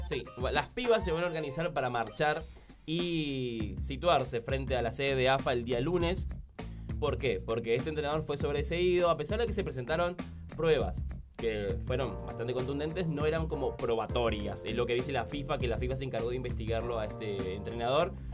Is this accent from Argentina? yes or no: yes; Argentina; así somos fanáticos los argentinos